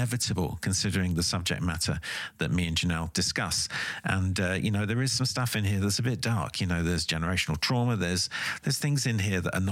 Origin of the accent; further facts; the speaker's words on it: United Kingdom; as a British person